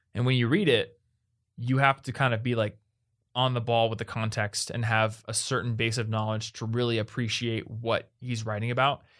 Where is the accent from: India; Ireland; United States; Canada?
United States; first language English; I'm an American